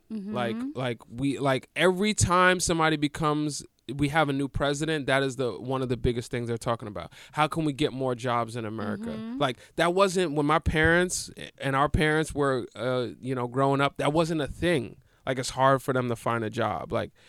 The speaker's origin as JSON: {"language": "English", "region": "New York", "country": "United States", "said": "I'm from New York, baby."}